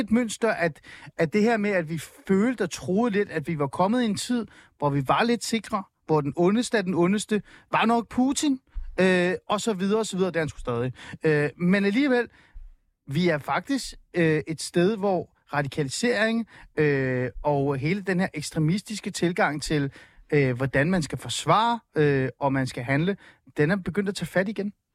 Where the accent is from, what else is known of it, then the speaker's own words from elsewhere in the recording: Helsingør, Capital Region of Denmark, Denmark; jeg voksede op i Helsingør